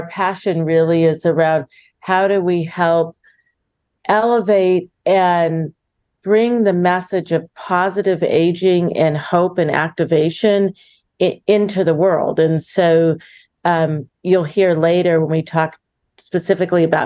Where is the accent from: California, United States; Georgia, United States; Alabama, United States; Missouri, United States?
California, United States; Southern; I grew up in Southern California with, I think, more horses than people in my life.